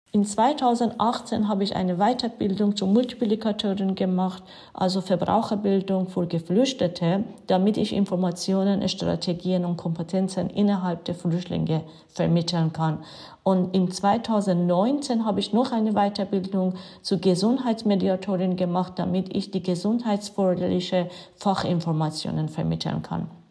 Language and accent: German; Iran; German is a second language; now in Germany; bin seit 1990 in Deutschland, komme ich ursprünglich aus dem Iran